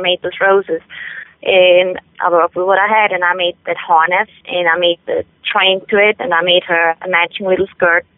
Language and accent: English; Switzerland; English is a second language; moved away as an adult; now in United States; I am from Switzerland. I was born and raised in Switzerland.